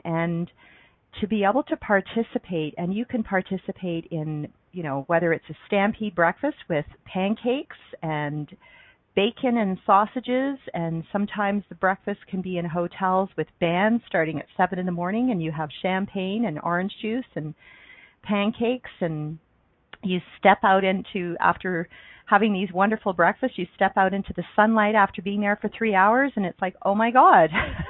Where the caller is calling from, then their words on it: Calgary, Alberta, Canada; I'm calling in from Calgary, Alberta, Canada, where I live.